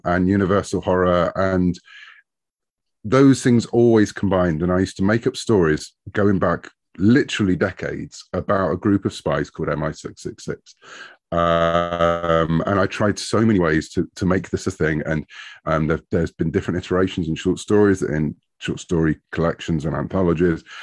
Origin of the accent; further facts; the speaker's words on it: United Kingdom; I'm a Brit. And so over in the U K, we had a very different comic scene when I was growing up in the late seventies